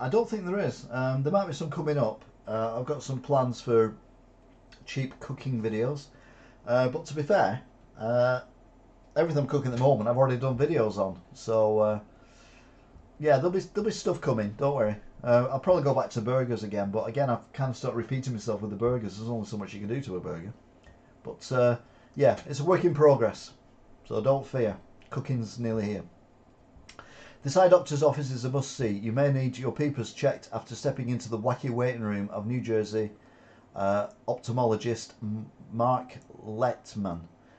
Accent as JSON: {"language": "English", "region": "Yorkshire and the Humber", "country": "United Kingdom", "said": "I'm a Yorkshire man, you're a Lancashire man, you'll hold this against me."}